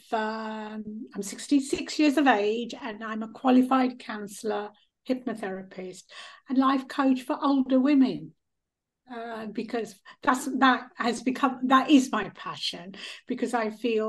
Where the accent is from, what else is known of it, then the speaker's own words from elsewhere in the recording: India; now in United Kingdom; I was born in India